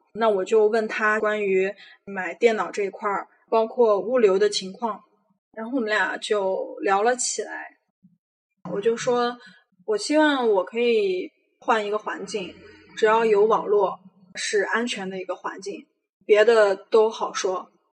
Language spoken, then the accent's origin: Chinese; Xinjiang, China; moved away as an adult; now in Manila, Philippines; 我今年二十八岁，从小在新疆长大的